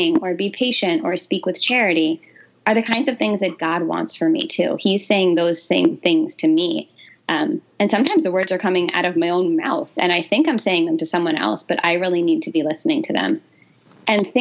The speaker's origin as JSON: {"language": "English", "region": "New Jersey", "country": "United States", "tie": "born or raised there", "said": "So I grew up in New Jersey."}